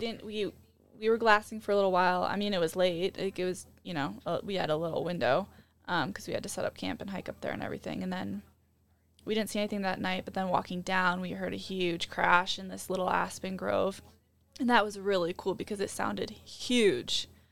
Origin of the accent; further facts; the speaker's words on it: Midwest, United States; growing up in the Midwest